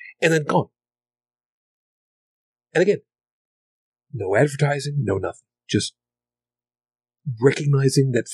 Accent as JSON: {"language": "English", "region": "outside of New York City", "country": "United States", "tie": "born or raised there", "said": "I grew up outside of New York City, so through the 70s, through the 80s"}